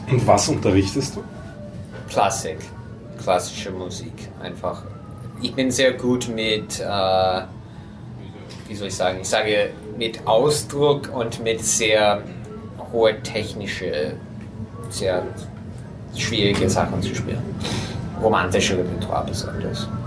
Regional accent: United States; German is a second language; dass ich bin Amerikaner, aber ich habe nur reine russische Klavierschule.

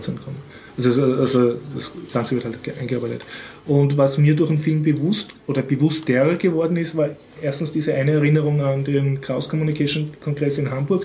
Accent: Austria; für mich als Österreicher

